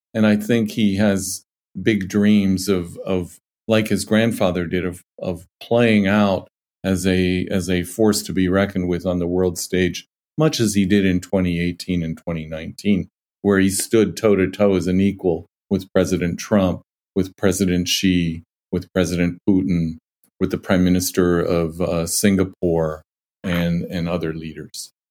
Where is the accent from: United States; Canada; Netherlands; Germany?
United States; as an American and as a patriotic American